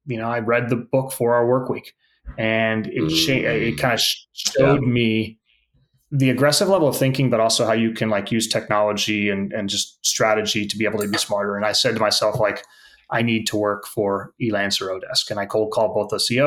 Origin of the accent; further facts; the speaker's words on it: the Bay Area, California, United States; I grew up in the Bay Area